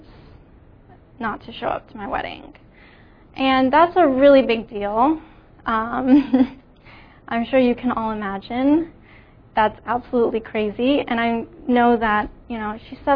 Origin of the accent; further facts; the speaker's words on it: New Jersey, United States; I grew up in New Jersey.